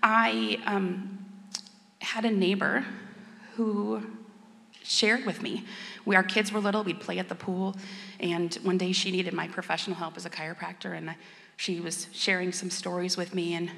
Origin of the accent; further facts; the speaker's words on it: Stevens Point, Wisconsin, United States; I was born and raised in Stevens Point